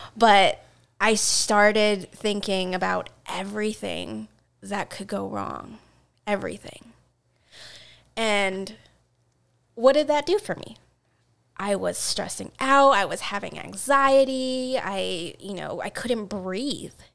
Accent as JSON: {"language": "English", "town": "Seattle", "region": "Washington", "country": "United States", "tie": "born or raised there", "said": "I grew up in Seattle."}